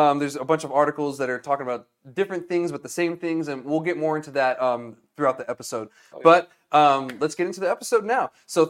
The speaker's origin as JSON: {"language": "English", "town": "Alamogordo", "region": "New Mexico", "country": "United States", "tie": "born or raised there", "said": "I grew up in Alamogordo about an hour away."}